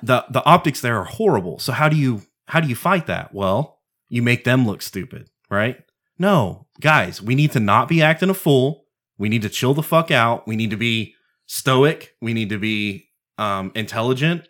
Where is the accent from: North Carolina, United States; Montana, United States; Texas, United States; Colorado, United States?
Texas, United States; Texan first, I'm an American second